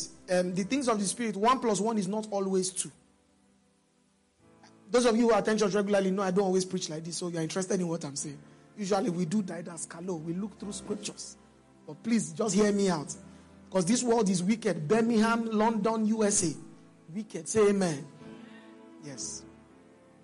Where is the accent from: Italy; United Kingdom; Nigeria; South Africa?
Nigeria; I'm Nigerian